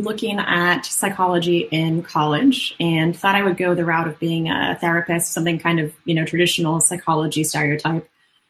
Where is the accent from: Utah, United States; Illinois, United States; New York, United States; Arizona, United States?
Arizona, United States; Phoenix; So I came from Phoenix, Arizona, over to Orlando, Florida, and I studied organizational psychology for another 5 or 6 years after undergrad